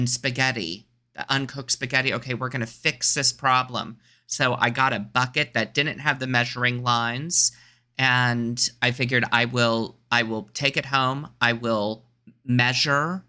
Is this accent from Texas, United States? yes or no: yes; Texas, United States; now in Los Angeles, United States; I'm from Texas and it rains there all the time